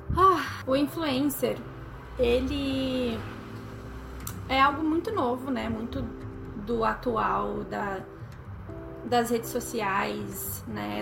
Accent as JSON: {"language": "Portuguese", "town": "Porto Alegre", "region": "Rio Grande do Sul", "country": "Brazil", "said": "sou daqui de Porto Alegre"}